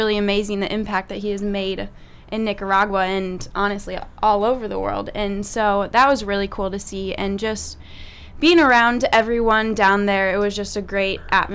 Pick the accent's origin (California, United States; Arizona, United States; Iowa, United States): Iowa, United States; Sioux City; I am originally from Sioux City, Iowa